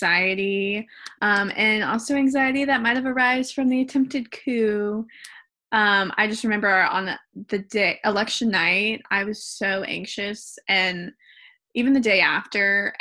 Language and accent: English; Alabama, United States; accent: Alabama; I'm going to stick to my Alabama accent.